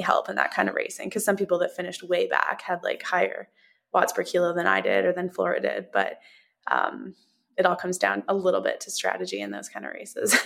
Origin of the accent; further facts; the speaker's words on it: Canada; also born or lived in Oregon; I'm Canadian, so we spend kind of half the year there